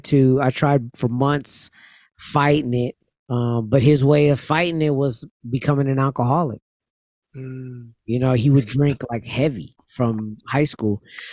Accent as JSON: {"language": "English", "town": "Amityville", "region": "New York", "country": "United States", "said": "I'm from Amityville."}